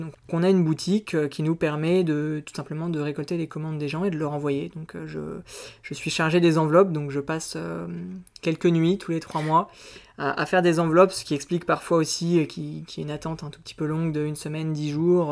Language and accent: French; Auvergne-Rhône-Alpes, France; moved away as an adult; now in Aix-en-Provence, France; je viens d'Auvergne, je suis né en Auvergne